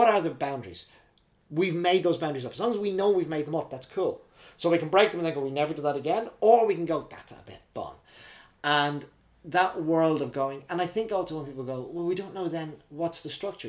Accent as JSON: {"language": "English", "country": "Ireland", "tie": "born or raised there", "also_born_or_lived": "Dublin / Belfast / Oxford / Manhattan, New York", "moved": "as an adult", "lives_now": "Reading, United Kingdom", "said": "growing up in Ireland, church on a Sunday"}